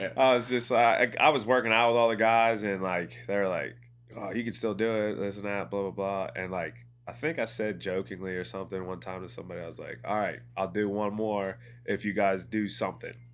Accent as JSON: {"language": "English", "town": "Ambridge", "region": "Pennsylvania", "country": "United States", "also_born_or_lived": "Johnstown / Pittsburgh", "said": "I'm from Ambridge"}